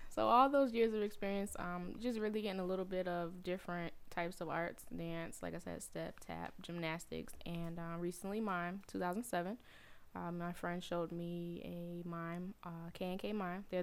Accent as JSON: {"language": "English", "town": "Atlanta", "region": "Georgia", "country": "United States", "lives_now": "Connecticut, United States", "said": "Um, what else? I'm from Atlanta. I'm an army brat. I was an army brat for 20 years, so we moved around to different places, and now I'm"}